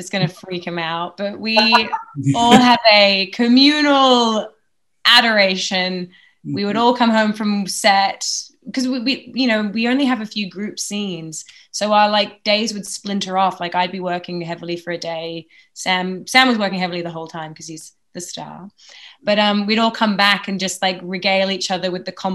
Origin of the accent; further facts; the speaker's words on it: Australia; I'm just Australian